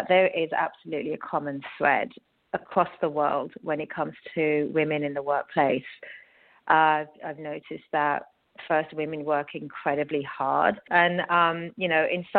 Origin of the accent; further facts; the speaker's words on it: United Kingdom; moved away as an adult; also born or lived in London / Dubai, United Arab Emirates; now in New York, United States; I, as everyone can tell from my accent, originally from the UK